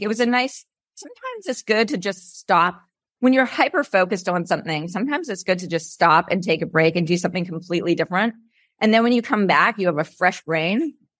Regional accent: Canada; moved away as an adult; now in California, United States; I'm originally Canadian, and I moved here in nineteen ninety-nine

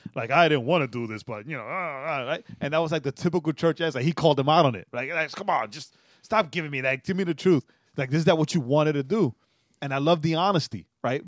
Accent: New York, United States; as a New Yorker

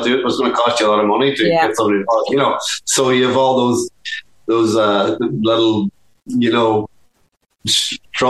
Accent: Dublin, Leinster, Ireland; when we grew up in Dublin

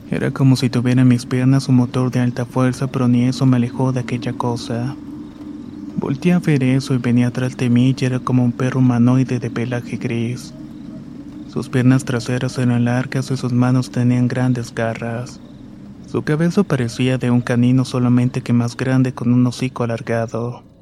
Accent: Puerto Armuelles, Chiriquí, Panama; Soy de Panamá y vivo en un puerto llamado Puerto Muelles.

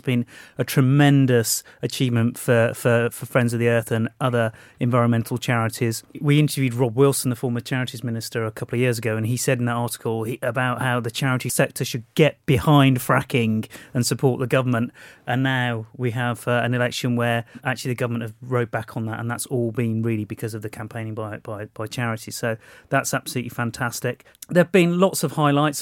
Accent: Walsall, West Midlands, United Kingdom; in Walsall, my hometown

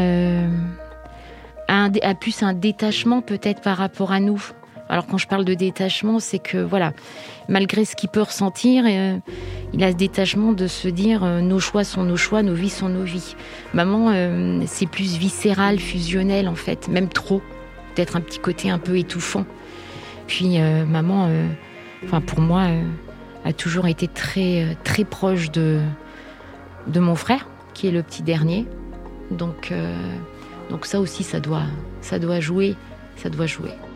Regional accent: Isère, near Grenoble, Auvergne-Rhône-Alpes, France; now in Brétigny-sur-Orge, France; on a grandi tous ensemble dans l'Isère, à côté de Grenoble exactement

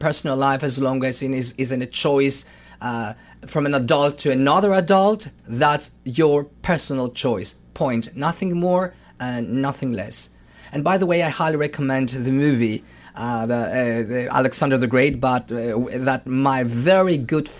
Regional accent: Thessaloniki, Central Macedonia, Greece; I'm from Thessaloniki

